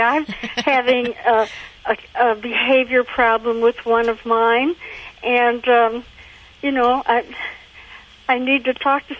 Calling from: Cerritos, California, United States; Cerritos, California.

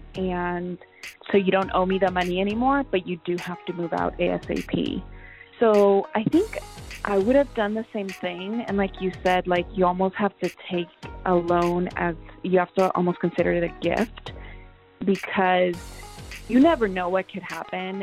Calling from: San Diego, California, United States; I'm calling from San Diego

